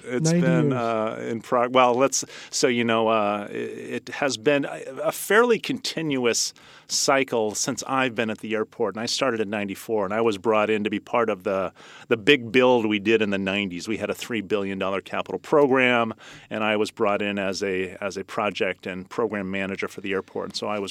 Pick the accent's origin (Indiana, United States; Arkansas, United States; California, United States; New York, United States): California, United States; Millbrae; also born or lived in San Francisco; I was born in San Francisco and grew up in Millbrae.